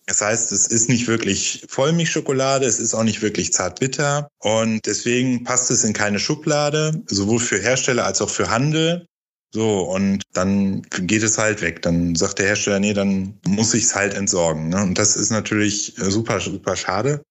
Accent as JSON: {"language": "German", "region": "North Rhine-Westphalia", "country": "Germany", "moved": "yes", "said": "ich komme aus Ostwestfalen ursprünglich"}